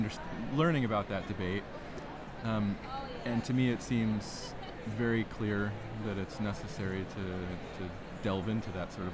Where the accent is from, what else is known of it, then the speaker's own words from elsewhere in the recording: Burton, Ohio, United States; I'm from east of Cleveland in Geauga County, Burton, Ohio